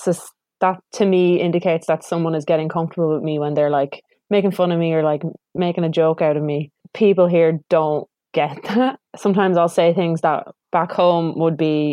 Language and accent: English; rural Wexford, Leinster, Ireland; moved away as an adult; also born or lived in Dublin; now in New Zealand; moving to Dublin from very rural Wexford